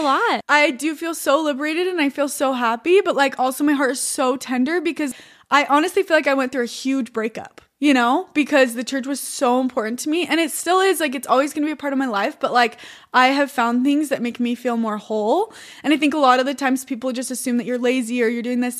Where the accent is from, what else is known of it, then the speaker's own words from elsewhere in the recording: Utah, United States; I'm from Utah.